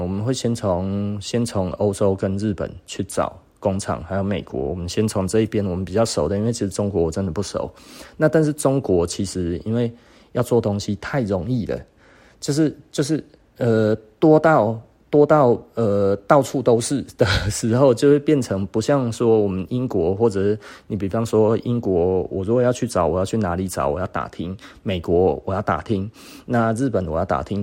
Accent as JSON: {"language": "Chinese", "country": "Taiwan", "said": "我们台湾人"}